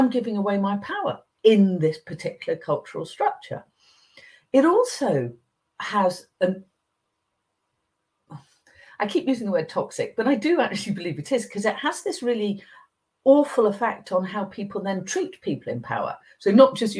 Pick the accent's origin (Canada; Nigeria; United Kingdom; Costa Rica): United Kingdom; England; I grew up in England